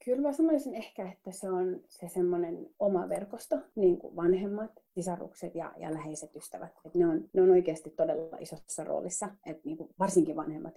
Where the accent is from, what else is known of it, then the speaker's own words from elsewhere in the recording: Finland; minä, joka on niin kuin suomalainen, mutta somalitaustainen